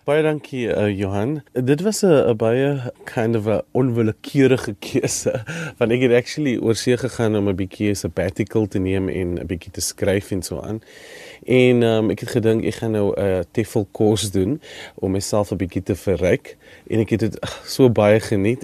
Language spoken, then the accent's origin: Afrikaans; South Africa